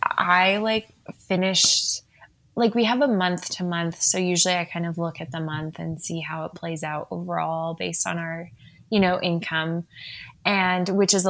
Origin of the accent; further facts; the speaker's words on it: Saskatchewan, Canada; also born or lived in United Kingdom; now in Calgary, Canada; I grew up also in Saskatchewan